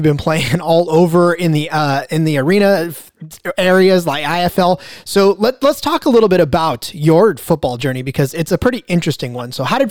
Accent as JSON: {"language": "English", "country": "United States", "said": "Because I got to tell you, as an American, sometimes being overseas is overwhelming"}